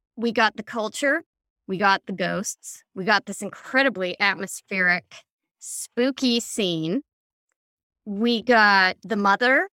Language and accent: English; Chicago, Illinois, United States; I'm from Chicago